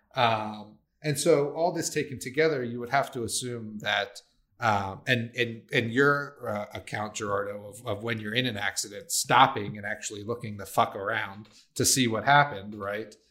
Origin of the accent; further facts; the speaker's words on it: Maryland, United States; I grew up with it in Maryland.